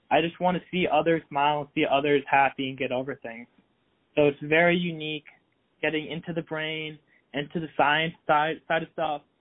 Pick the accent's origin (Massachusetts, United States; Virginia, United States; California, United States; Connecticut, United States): Massachusetts, United States; I lived there for nine years. I moved around Massachusetts three different times.